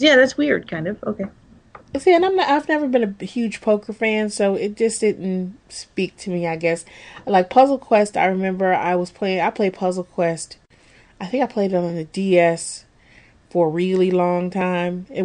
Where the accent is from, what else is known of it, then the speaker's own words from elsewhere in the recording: England, United Kingdom; I don't think that's just because we're English folk